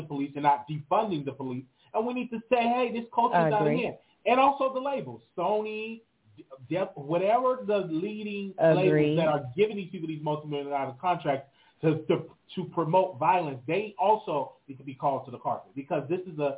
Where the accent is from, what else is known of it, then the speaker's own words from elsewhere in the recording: Chicago, Illinois, United States; I was raised in Chicago in the hood.